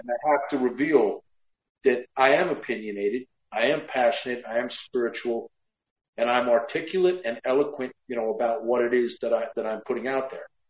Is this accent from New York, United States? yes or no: yes; Westchester, New York, United States; I grew up in Westchester